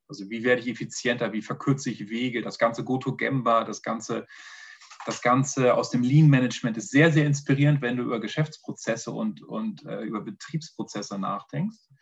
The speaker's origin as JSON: {"language": "German", "region": "Northern Germany", "country": "Germany", "moved": "yes", "lives_now": "Vienna, Austria", "said": "Erstmal vorweg ein Moin Moin. Das gibt schon mal so eine kleine Intention, wo ich herkomme"}